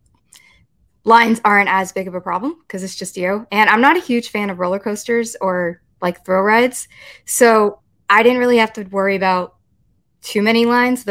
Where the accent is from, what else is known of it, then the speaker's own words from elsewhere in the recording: Texas, United States; I grew up in Texas